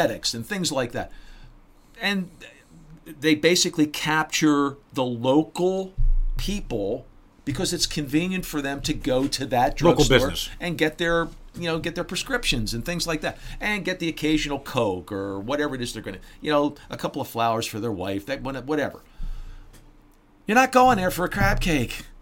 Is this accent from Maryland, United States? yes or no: yes; Baltimore, Maryland, United States; moved away; I'm from Baltimore. Okay, I know Baltimore pretty well. My whole family's from Baltimore